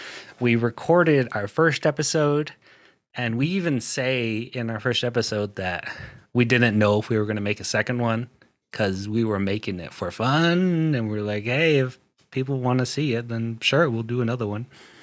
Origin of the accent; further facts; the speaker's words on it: Orem, Utah, United States; I'm from Orem, Utah, Navajo, and I grew up in the city, right? So I'm a city native.